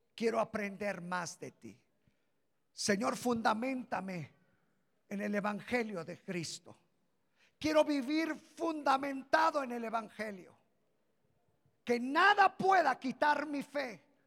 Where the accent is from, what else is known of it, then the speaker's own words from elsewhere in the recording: Mexico; somos mexicanos aquí